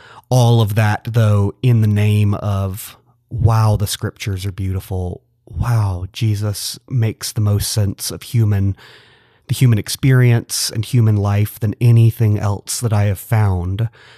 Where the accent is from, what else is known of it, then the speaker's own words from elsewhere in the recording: Atlanta, Georgia, United States; I grew up in and around the church. I'm from Metro Atlanta originally.